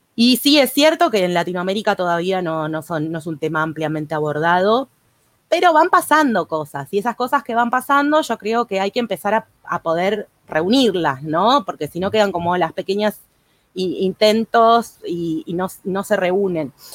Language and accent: Spanish; Argentina; como somos acá los argentinos